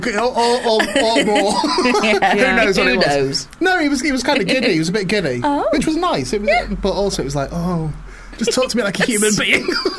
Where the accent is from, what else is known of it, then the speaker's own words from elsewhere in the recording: Burtonwood, North West England, United Kingdom; also born or lived in Warrington; Well, I'm from St Helens, so I'm all right.